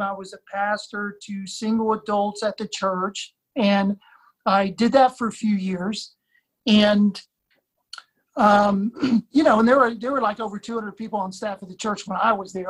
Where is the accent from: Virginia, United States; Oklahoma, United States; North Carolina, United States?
Virginia, United States; Blacksburg; I grew up in Blacksburg, Virginia